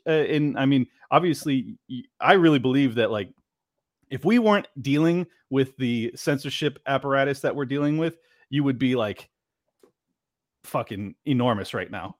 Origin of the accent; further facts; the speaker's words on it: San Diego, California, United States; moved away as an adult; now in Miami, United States; I grew up in San Diego